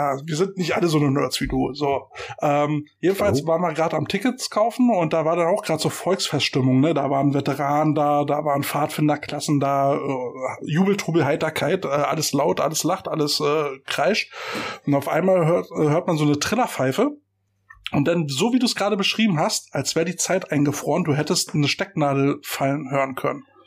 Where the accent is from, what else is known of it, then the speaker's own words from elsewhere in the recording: Germany; Für uns Deutsche